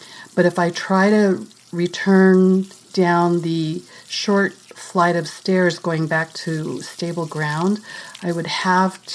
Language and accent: English; Philippines; moved away as an adult; also born or lived in California, United States; now in New York, United States; I was born and raised here. But for my grade school to high school and college, I grew up in the Philippines.